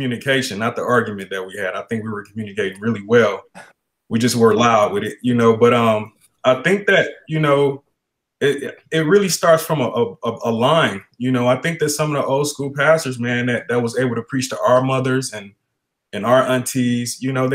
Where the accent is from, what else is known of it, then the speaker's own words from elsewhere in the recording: Detroit, Michigan, United States; now in Arizona, United States; I'm from Detroit, Michigan.